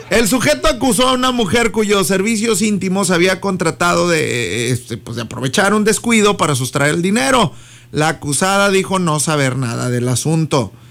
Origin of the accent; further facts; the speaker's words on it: Palau, Coahuila, Mexico; Mira, yo soy de acá del, del, del 4, ¿verdad? Sí, soy de aquí de Palau, de aquí, vivo acá en el 4, el barrio 4.